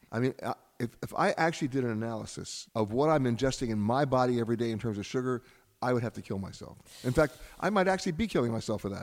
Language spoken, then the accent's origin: English; United States; I'm saying this as an American